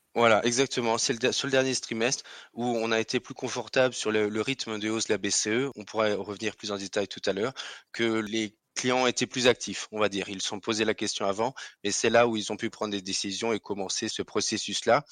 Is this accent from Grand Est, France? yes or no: yes; Alsace, Grand Est, France; accent: Alsatian; certains devineront à mon nom ou à mon accent que je suis alsacien